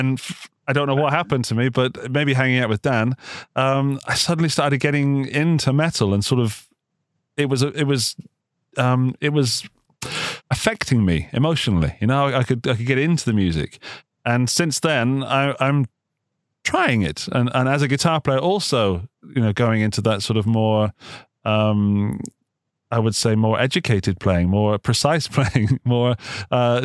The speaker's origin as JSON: {"language": "English", "area": "Gloucestershire", "region": "South West England", "country": "United Kingdom", "also_born_or_lived": "Upper Austria", "moved": "as an adult", "lives_now": "Austria", "said": "I was in the UK. Yeah, you might guess from the accent. I'm from Gloucestershire."}